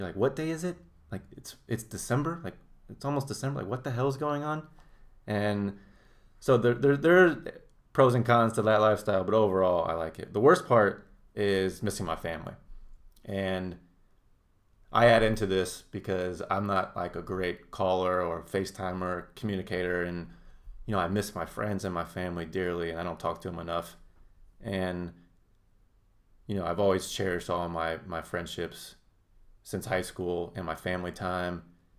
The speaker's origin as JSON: {"language": "English", "town": "Indianapolis", "region": "Indiana", "country": "United States", "said": "Most overrated is Minnesota, but I'm coming from Indianapolis bias."}